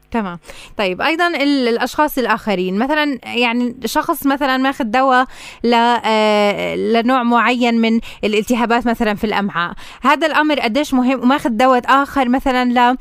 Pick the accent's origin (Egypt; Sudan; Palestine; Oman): Palestine; عندنا بفلسطين